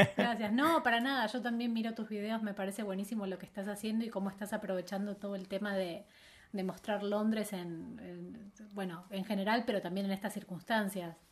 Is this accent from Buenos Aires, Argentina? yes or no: yes; Buenos Aires, Argentina; moved away as an adult; now in Madrid, Spain; volví a Buenos Aires